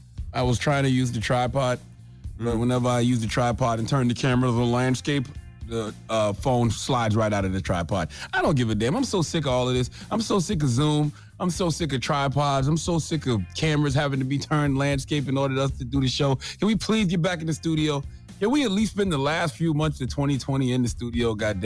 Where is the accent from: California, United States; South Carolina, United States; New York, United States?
South Carolina, United States; Moncks Corner; I've been doing an annual backpack giveaway for years now in my hometown of Mount Corner, South Carolina.